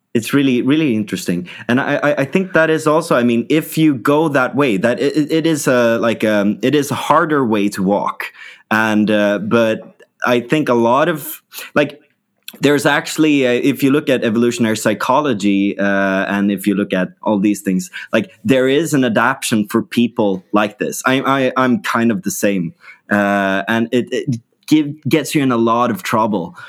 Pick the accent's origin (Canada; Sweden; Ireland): Sweden; we in, in Sweden